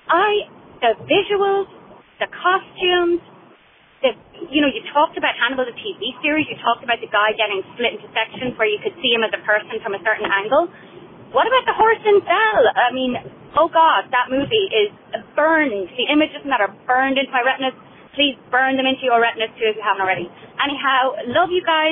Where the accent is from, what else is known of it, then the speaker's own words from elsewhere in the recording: Ireland; moved away as an adult; now in United States; I'm originally from Ireland. I've lived in the States for 10 years